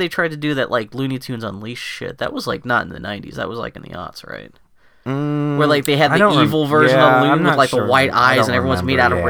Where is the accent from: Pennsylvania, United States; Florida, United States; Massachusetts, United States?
Pennsylvania, United States; Pittsburgh; I grew up in Pittsburgh, so basketball was never a thing with us. Mm. Hockey, but not basketball. So, we were a very white town.